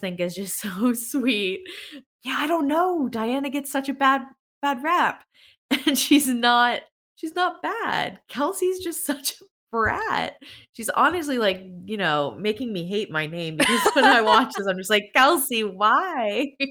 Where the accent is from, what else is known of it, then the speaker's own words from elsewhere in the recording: Pennsylvania, United States; I'm from Pennsylvania